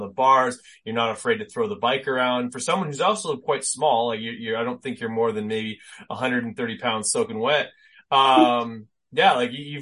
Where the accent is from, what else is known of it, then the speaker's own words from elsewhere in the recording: Canada; being Canadian